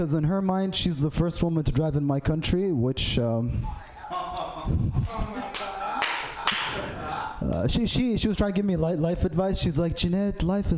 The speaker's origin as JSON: {"language": "English", "country": "Saudi Arabia", "said": "I'm from Saudi Arabia"}